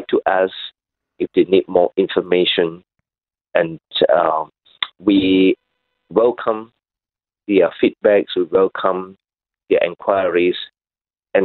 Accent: Malaysia; now in Sydney, Australia; I come from Malaysia

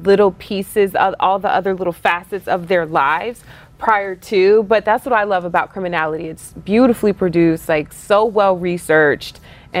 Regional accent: Texas, United States; I'm from Texas.

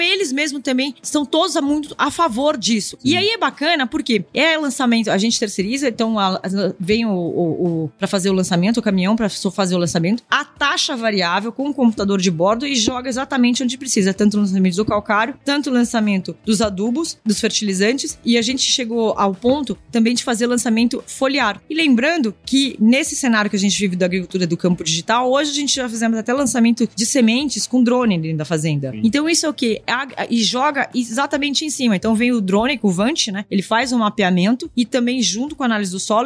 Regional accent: São Paulo, Brazil; eu nasci em São Paulo, mas eu cresci entre as obras em São Paulo e também entre as fazendas

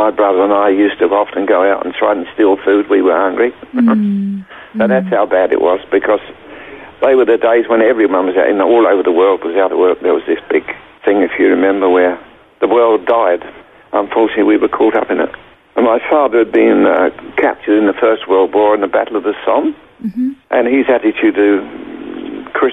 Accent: Sussex, South East England, United Kingdom; moved away as an adult; also born or lived in London, United Kingdom; now in New Zealand; I was born in London, but lived in Sussex for a long period.

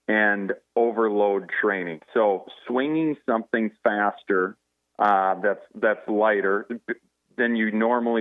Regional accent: Faribault, Minnesota, United States; Luc and I grew up together in Faribault

